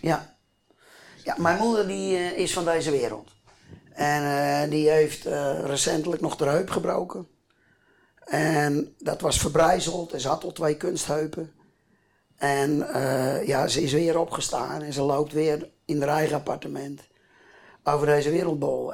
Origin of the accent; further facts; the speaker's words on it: a polder near Groot-Ammers, South Holland, Netherlands; Ik kom hier uit een polder. Mijn grapje is wel eens, ik kom uit een polder met meer koeien dan mensen.